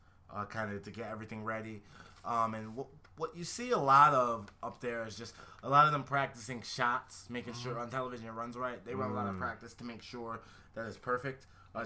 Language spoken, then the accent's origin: English; Connecticut, United States; moved away; I'm from Connecticut